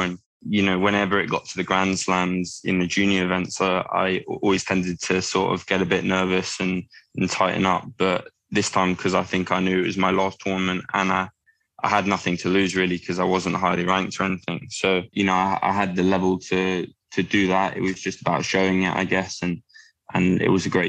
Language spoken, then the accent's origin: English; Sutton, London, United Kingdom; now in Leatherhead, United Kingdom; my local club in the UK, in Sutton, where I was born